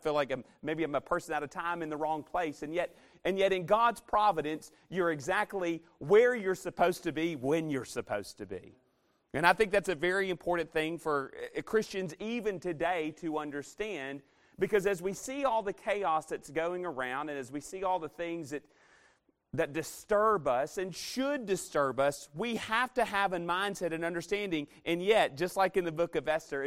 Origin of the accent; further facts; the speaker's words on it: Arkansas, United States; moved away; I'm from Arkansas